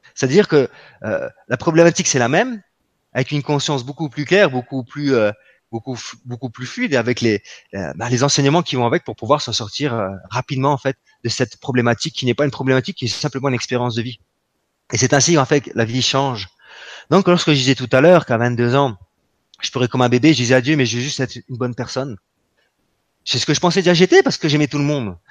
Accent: France; nous nous sommes des Français

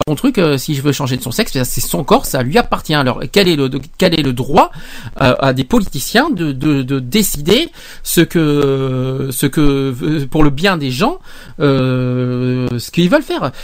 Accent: France

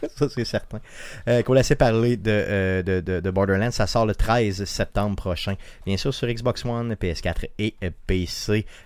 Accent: Quebec City, Quebec, Canada; par chez nous à Beauport

